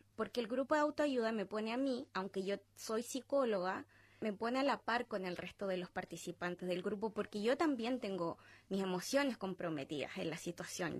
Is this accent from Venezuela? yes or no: no; Chile; moved away as an adult; now in Australia; a nosotros, como chilenos viviendo en el extranjero